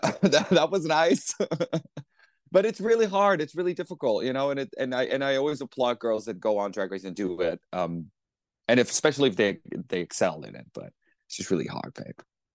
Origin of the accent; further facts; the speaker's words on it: New York, United States; it's a it was a smart thing to think about things that are frustrating as a New Yorker, you know.